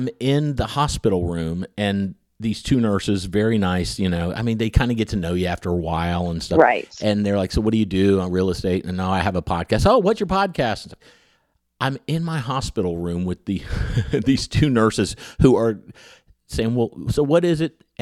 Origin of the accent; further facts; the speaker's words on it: Huntington, West Virginia, United States; It's a podcast about where I grew up in Huntington, West Virginia